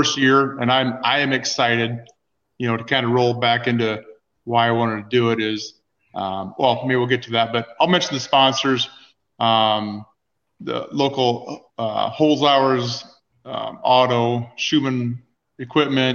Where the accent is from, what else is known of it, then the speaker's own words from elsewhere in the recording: Rock Valley, Iowa, United States; I grew up in Rock Valley